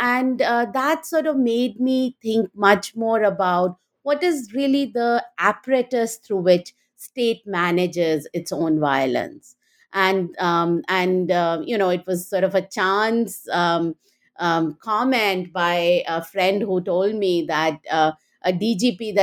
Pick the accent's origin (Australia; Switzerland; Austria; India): India; moved away as an adult; now in United States; I grew up in India and went to Delhi University